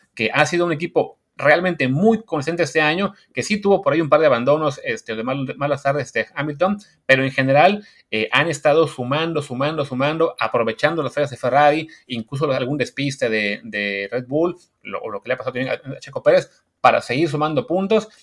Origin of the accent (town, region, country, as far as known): Mexico